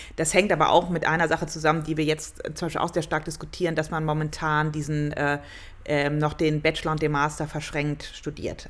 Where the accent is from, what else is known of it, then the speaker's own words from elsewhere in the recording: Cologne, North Rhine-Westphalia, Germany; moved away as an adult; now in Munich, Germany; Also ich komme aus Köln